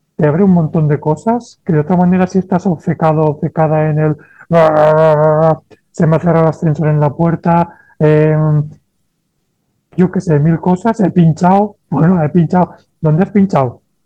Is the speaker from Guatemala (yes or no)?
no; Valencia, Valencian Community, Spain; moved away as an adult; also born or lived in Barcelona; yo soy de Valencia, me mudo a Barcelona a estudiar enfermería